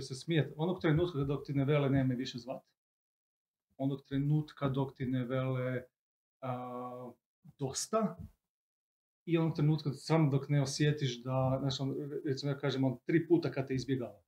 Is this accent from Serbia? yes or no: no; Croatia; kod nas u Hrvatskoj